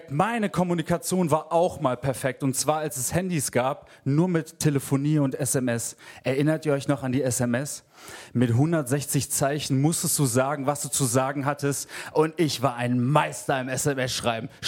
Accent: Essen, North Rhine-Westphalia, Germany; Eigentlich komme ich aus Essen und ich war auf einem katholischen Jugendinternat.

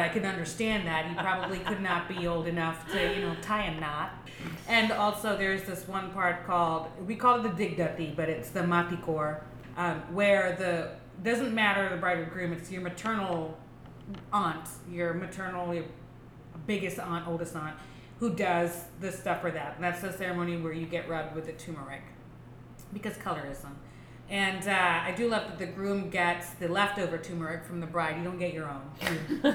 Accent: Texas, United States; growing up in Texas

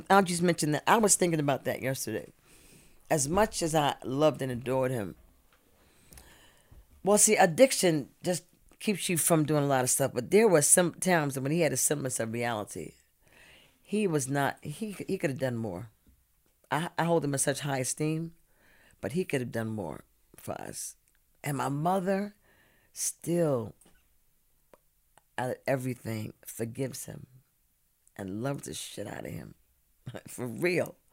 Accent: Brooklyn, New York, United States; A young black girl in Brooklyn. Dope the bomb. I went to PS ninety two. I went to IS three twenty. I went to Erasmus.

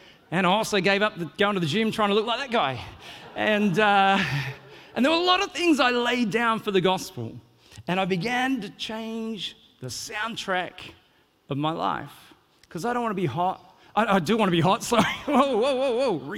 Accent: Australia; moved away as an adult; now in New Zealand; I'm originally from Australia

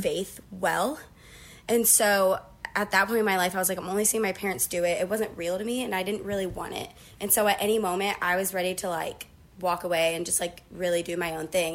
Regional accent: Uniontown, Ohio, United States; I'm from a town called Uniontown, and it's really small. Um, so I was born and raised there

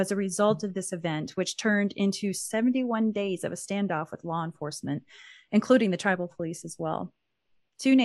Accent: Anadarko, Oklahoma, United States; Growing up in Anadarko, Oklahoma, I grew up with a lot of Caddo

